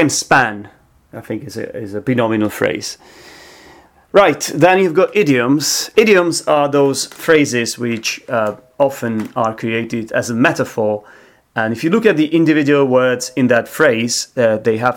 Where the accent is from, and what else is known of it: Czechia; now in London, United Kingdom